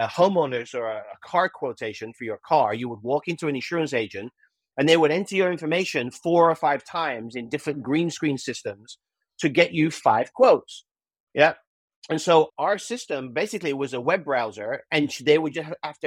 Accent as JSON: {"language": "English", "country": "United Kingdom", "moved": "as an adult", "lives_now": "United States", "said": "when I first came to America when I was 21 years old. I'm a Brit, as we had discussed earlier. I'm not Australian. I am a Brit"}